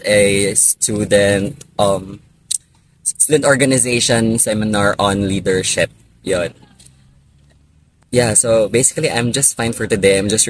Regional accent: Cebu, Central Visayas, Philippines; accent: Bisaya; first language Bisaya; English is a second language; moved away as an adult; now in Los Baños, Philippines; from Cebu.

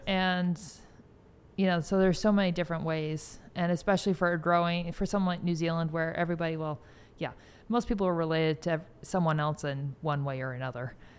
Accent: Bay Area, California, United States; moved away; I grew up in the Bay Area

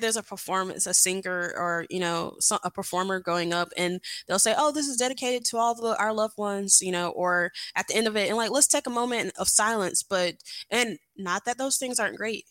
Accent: Atlanta, Georgia, United States; also born or lived in Savannah, Georgia / Augusta, Georgia; Born and raised in Atlanta

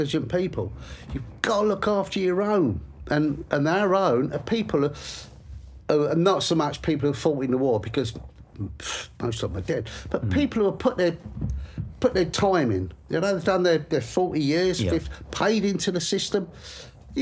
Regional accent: England, United Kingdom; this is my country. I'm an Englishman.

